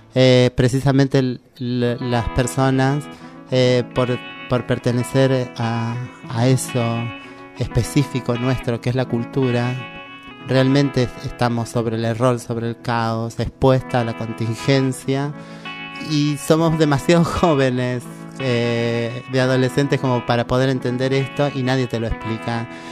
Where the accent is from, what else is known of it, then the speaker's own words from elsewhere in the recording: Córdoba, Argentina; moved away as an adult; now in Buenos Aires, Argentina; yo soy de Córdoba